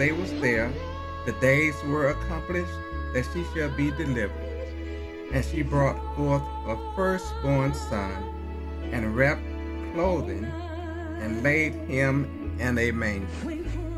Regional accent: the South, United States; I was born in the South

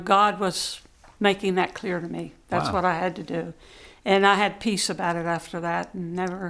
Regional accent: Washington, District of Columbia, United States; the short version is I'm from Washington, D.C.

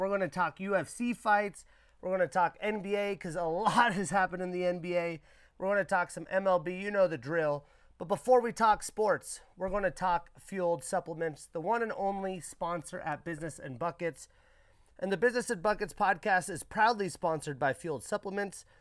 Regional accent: Arlee, Montana, United States; here in my hometown, Arley, Montana.

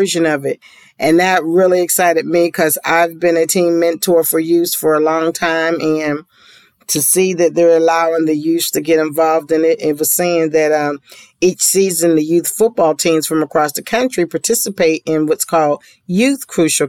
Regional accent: Pittsburgh, Pennsylvania, United States; I'm from Pittsburgh

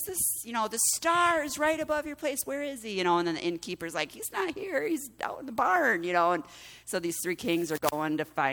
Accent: United States; As American Christians, we celebrate Thanksgiving.

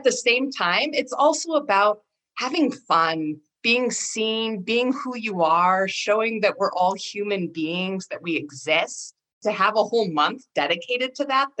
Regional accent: Rockford, Washington, United States; I also grew up in a very rural area of Eastern Washington, out on the Palouse, south of Spokane, small farming town called Rockford, Washington.

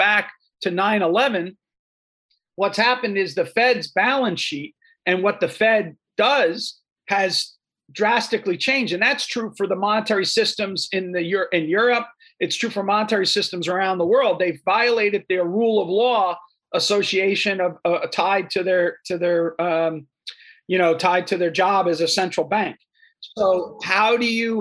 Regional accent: New Jersey, United States; I'm a kid from New Jersey

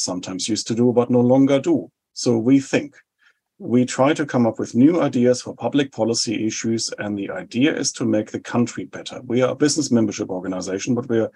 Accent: Germany; now in New Zealand; I was born in 75 in West Germany, and that was a time, of course, when my home country was divided

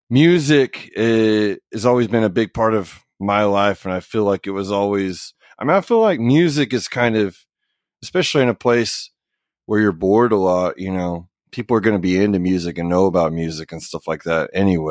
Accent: Oklahoma, United States; Yeah, I feel like Oklahoma is a pretty music positive state, I guess.

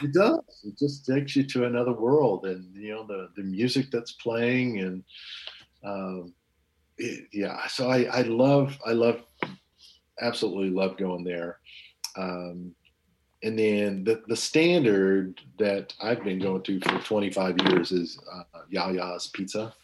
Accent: Bartlesville, Oklahoma, United States; moved away; in my hometown of Bartlesville, Oklahoma

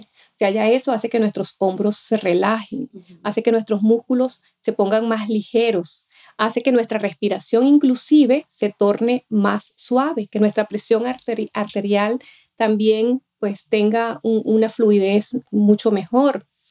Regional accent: Venezuela; moved away; yo soy de Venezuela, cuando estaba en Venezuela

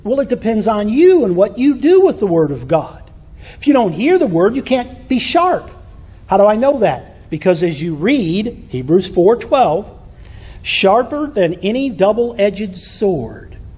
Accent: Michigan, United States; When I was a kid growing up in Michigan, we lived out in the country

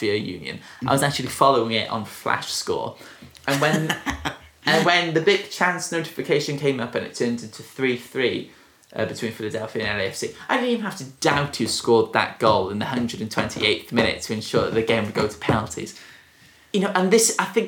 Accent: Welsh, Wales, United Kingdom; I am really Welsh

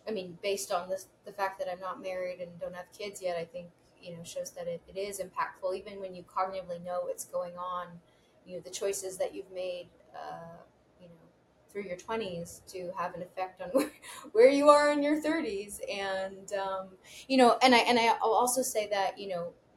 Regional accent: New York City, New York, United States; growing up in New York City

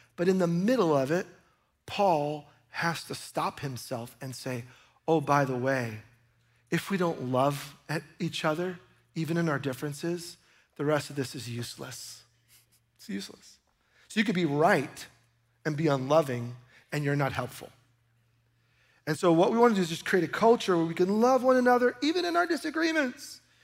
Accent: New York, United States; I grew up in New York

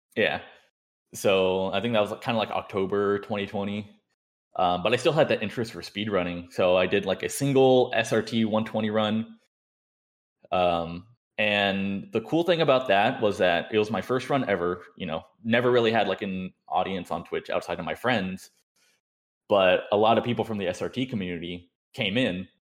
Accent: Southern California, United States; also born or lived in San Diego; I grew up in Southern California

